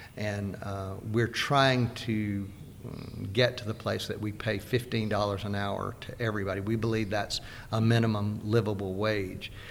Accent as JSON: {"language": "English", "region": "Deep South", "country": "United States", "tie": "born or raised there", "said": "I grew up in the Deep South"}